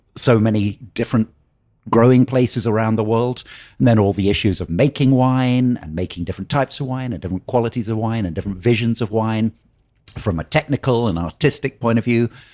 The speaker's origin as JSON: {"language": "English", "town": "Oxford", "region": "South East England", "country": "United Kingdom", "tie": "born or raised there", "moved": "yes", "lives_now": "Napa Valley, United States", "said": "I grew up in Oxford in England."}